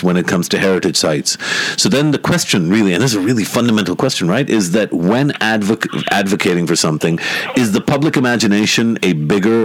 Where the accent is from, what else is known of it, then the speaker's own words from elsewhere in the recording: Pakistan; as a Pakistani